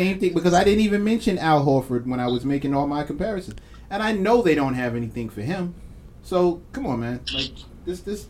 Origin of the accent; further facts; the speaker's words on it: New York, United States; Being a New Yorker, I don't show my face in Boston to do anything.